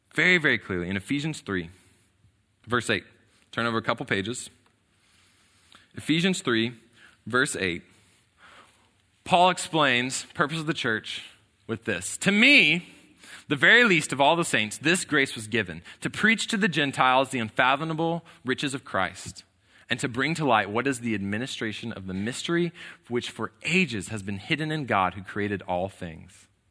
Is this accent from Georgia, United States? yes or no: no; College Station, Texas, United States; I was born here in College Station